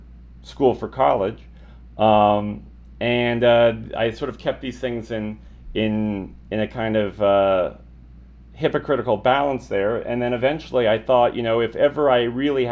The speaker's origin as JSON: {"language": "English", "town": "Albuquerque", "region": "New Mexico", "country": "United States", "tie": "born or raised there", "also_born_or_lived": "Milwaukee", "moved": "as an adult", "said": "originally as a Lobo fan, growing up in Albuquerque"}